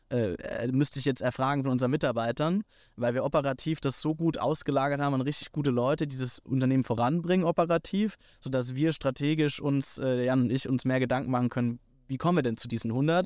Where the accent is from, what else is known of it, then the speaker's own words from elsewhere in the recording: Hockenheim, Baden-Württemberg, Germany; ich komme aus Hockenheim, aus der, aus der Formel 1-Stadt äh, äh, Deutschlands